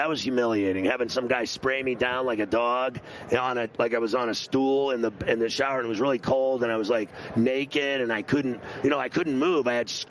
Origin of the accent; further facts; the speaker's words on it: Southern California, United States; I'm from Southern California, man. You know what I mean? I go surfing, I go to the beach